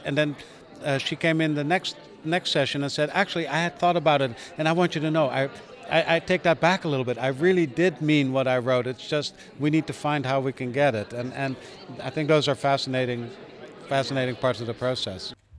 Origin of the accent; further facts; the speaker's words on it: Netherlands; also born or lived in Amsterdam; I'm a conductor from the Netherlands. I live in Amsterdam and I've been based there for for many, many years